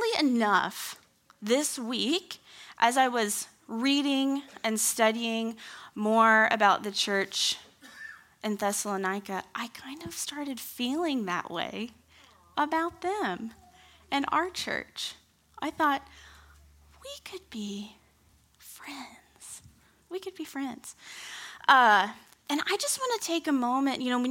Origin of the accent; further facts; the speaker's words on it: Kansas City, Missouri, United States; moved away as an adult; now in Campbellsville, United States; I grew up in Kansas City. Kind of. Sixth grade through 12th grade.